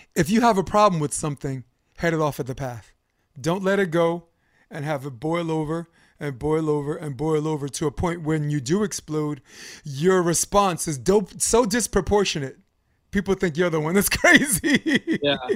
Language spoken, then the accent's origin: English; New York, United States; as a New Yorker